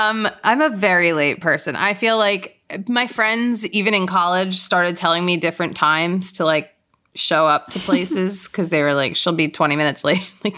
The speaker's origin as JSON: {"language": "English", "town": "Lower Merion", "region": "Pennsylvania", "country": "United States", "said": "I'm from Lower Merion. It's outside of Philly."}